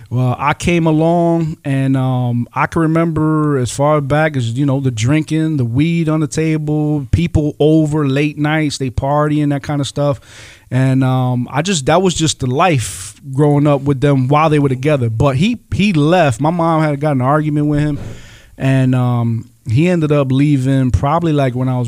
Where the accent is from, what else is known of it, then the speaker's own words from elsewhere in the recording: Rochester, New York, United States; um, born and raised in Rochester, New York.